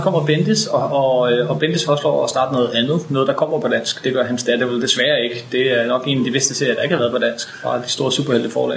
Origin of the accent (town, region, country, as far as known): Denmark